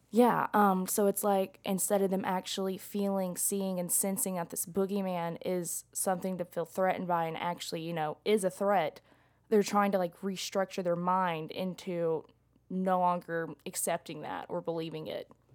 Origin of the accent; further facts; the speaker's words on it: McMinn County, Tennessee, United States; I'm from McMinn, um, County, where we have, like, crazy storms.